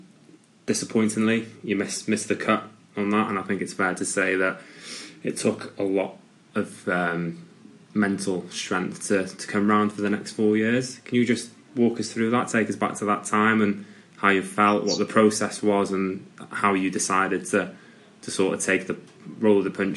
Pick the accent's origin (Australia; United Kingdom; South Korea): United Kingdom; Wales; we're both from Wales